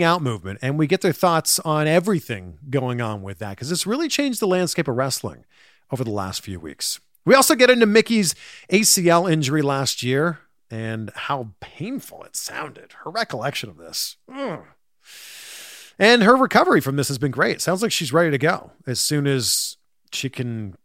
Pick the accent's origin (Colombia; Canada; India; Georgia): Canada; moved away as an adult; now in United States; As a Canadian, that's how we spell it. And since moving to America 10 years ago